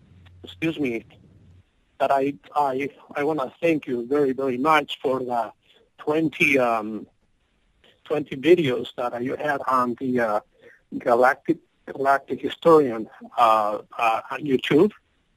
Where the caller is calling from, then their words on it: Maple Grove, Minnesota, United States; I'm calling from Minnesota, Maple Grove.